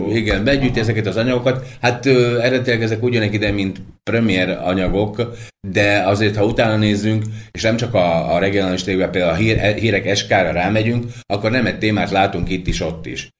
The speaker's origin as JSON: {"language": "Hungarian", "country": "Slovakia", "said": "akik itt élő magyarok vagyunk"}